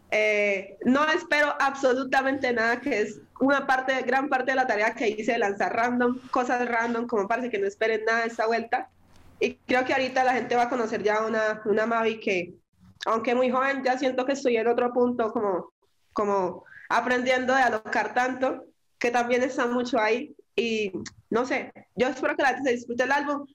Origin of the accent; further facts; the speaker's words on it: Quibdó, Chocó, Colombia; now in Medellín, Colombia; mi, raíz y mi hogar es en Quibdó